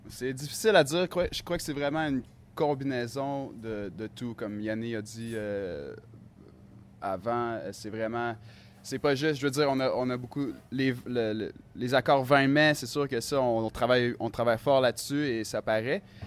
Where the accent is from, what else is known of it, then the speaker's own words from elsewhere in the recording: Quebec, Canada; now in Helsinki, Finland; je viens du Québec